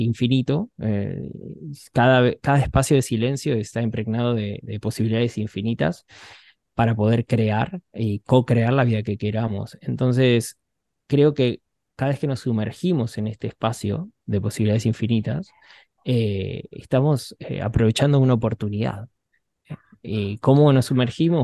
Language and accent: Spanish; Buenos Aires, Argentina; Yo soy un chico de, Buenos Aires, me crié en un barrio